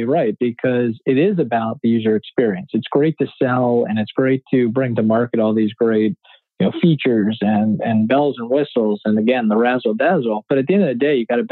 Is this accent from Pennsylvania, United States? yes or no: yes; Philadelphia, Pennsylvania, United States; My hometown team